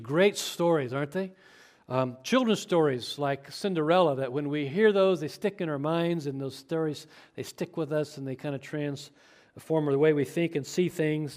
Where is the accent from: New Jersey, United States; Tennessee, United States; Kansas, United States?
Kansas, United States; Chapman; growing up in Chapman, Kansas, not far from here